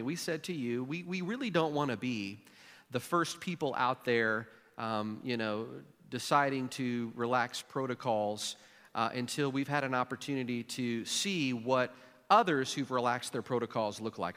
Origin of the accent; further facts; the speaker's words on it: Jackson, Missouri, United States; moved away; my hometown of Jackson, Missouri